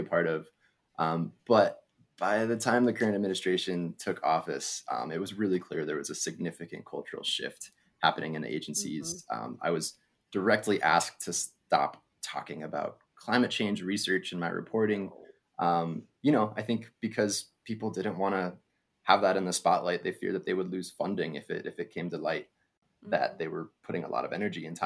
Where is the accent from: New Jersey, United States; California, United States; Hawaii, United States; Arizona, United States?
Arizona, United States; Flagstaff; I grew up in Flagstaff, Arizona